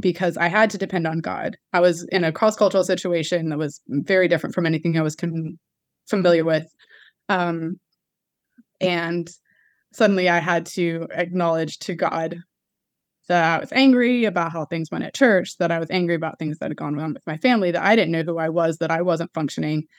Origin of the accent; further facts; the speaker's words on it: United States; accent: American; moved away as an adult; now in London, United Kingdom; when i came over here with my American accent